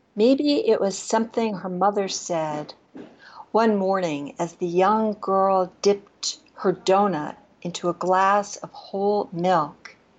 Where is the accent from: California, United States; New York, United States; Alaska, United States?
New York, United States; New York City; moved away; I grew up in New York City, so I would go to Connecticut or places by the shore for the summer.